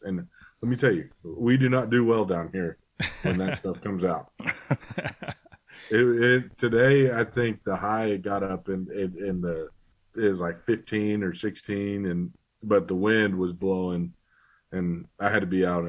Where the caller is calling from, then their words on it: Archer City, Texas, United States; I'm in Archer City, Texas, a little small town southwest of Wichita Falls. It's a town. It doesn't even have a stoplight in it.